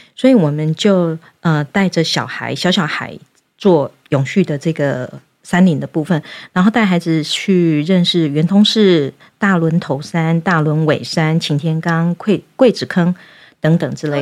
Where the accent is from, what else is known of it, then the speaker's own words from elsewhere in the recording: Yunlin County, Taiwan; 我自己本身是云林农家子弟长大的